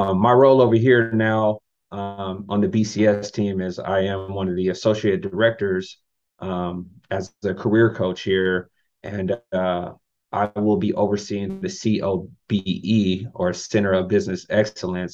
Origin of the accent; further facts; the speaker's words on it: California, United States; moved away as an adult; also born or lived in Utah; now in Florida, United States; I'm from California